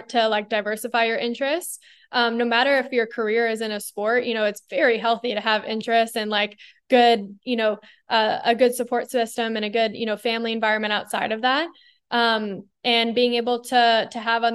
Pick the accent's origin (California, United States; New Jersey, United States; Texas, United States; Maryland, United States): California, United States; Bay Area, Northern; growing up in the Bay Area in Northern California, I was immersed in Silicon Valley